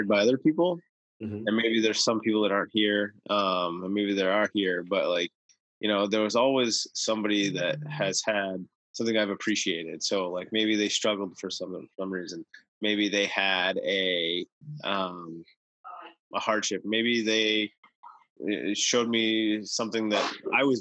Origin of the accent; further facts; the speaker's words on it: United States; I was born in the United States